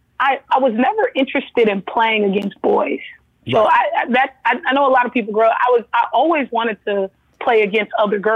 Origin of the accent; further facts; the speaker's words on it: Los Angeles, California, United States; Yes, I am actually born and raised in Los Angeles, California, mm-hmm. but I'm born to a Southern queen and a Southern king.